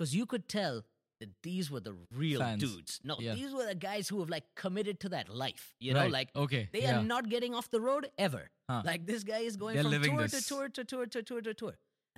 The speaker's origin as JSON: {"language": "English", "region": "Delhi", "country": "India", "said": "No, we were living in Delhi. I'm from Delhi."}